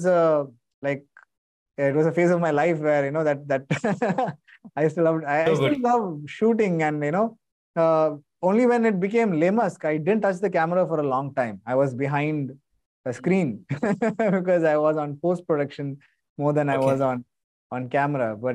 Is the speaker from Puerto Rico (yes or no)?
no; India; I'm still an Indian.